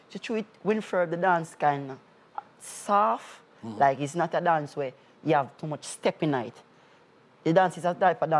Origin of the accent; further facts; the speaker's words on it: Kingston, Jamaica; Yeah, I grew up in Jungle.